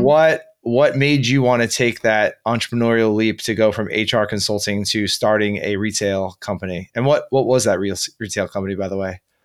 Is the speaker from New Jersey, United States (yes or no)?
yes; New Jersey, United States; my home state right here in New Jersey